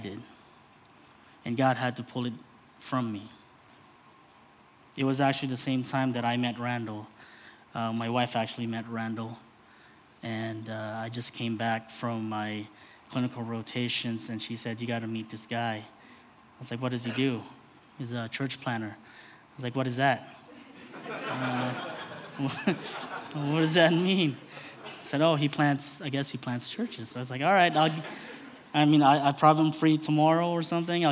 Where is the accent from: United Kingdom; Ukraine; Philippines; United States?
Philippines; as a Filipino man, a brown man